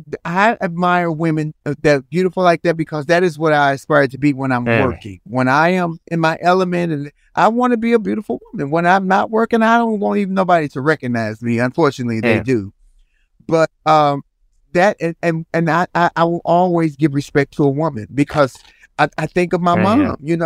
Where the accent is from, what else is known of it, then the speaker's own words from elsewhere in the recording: Chicago, Illinois, United States; I'm from Chicago